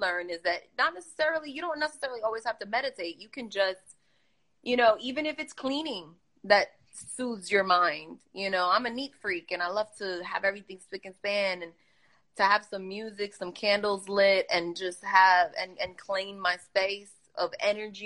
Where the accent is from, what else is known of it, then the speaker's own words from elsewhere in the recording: New York, United States; I'm very guilty of being that New Yorker, that native New Yorker where I grind